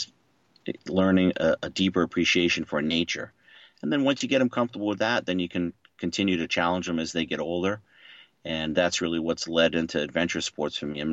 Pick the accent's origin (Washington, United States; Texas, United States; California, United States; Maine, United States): Maine, United States; moved away as an adult; also born or lived in Boston, Massachusetts; now in Boston area, United States; I grew up in Maine, so I was a little bit more exposed to the outdoors than I was going to college in Boston